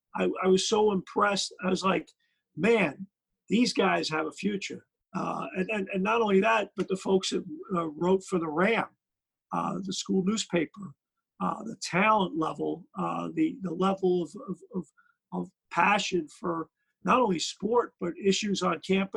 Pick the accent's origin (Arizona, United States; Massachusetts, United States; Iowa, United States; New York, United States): New York, United States; New York City; my parents are from Ireland. They're immigrants, so I'm first generation. My parents were married in the Bronx, and then we grew up in Brooklyn.